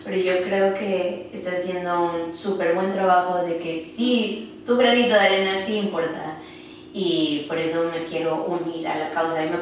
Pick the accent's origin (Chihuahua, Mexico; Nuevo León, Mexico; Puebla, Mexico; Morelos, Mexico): Nuevo León, Mexico; Monterrey; moved away as an adult; now in Dallas, United States; soy regia Monterrey y llevo en Dallas cinco años eh, salió o surgió la idea de mudarme a Dallas porque quería aprender inglés.